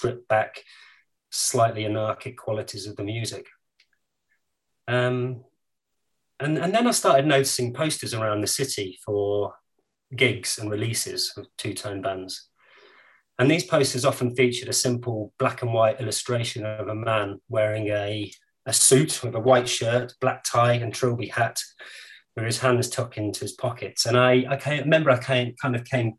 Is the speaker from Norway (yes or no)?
no; Coventry, West Midlands, United Kingdom; I grew up in Coventry in the 70s and 80s